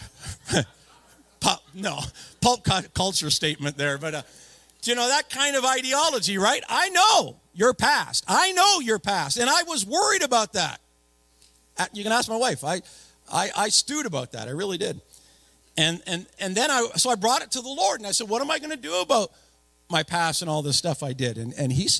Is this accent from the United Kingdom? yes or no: no; Napanee, Ontario, Canada; I was born and raised in Napanee